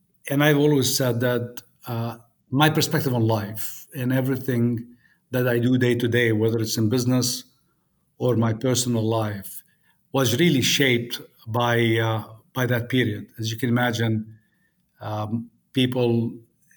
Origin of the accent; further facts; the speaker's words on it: Beirut, Beirut Governorate, Lebanon; moved away; I grew up in Beirut, in Lebanon, and went to the American University of Beirut